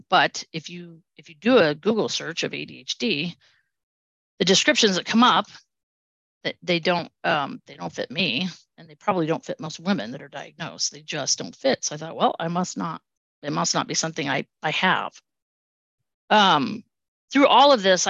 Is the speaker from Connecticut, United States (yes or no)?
no; Southern California, United States; moved away; I grew up in Southern California.